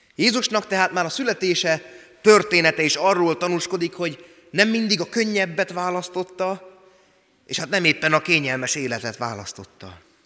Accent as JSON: {"language": "Hungarian", "region": "Szabolcs-Szatmár-Bereg", "country": "Hungary", "tie": "born or raised there", "accent": "Szabolcs", "moved": "yes", "said": "szabolcsi szatmári gyerek vagyok"}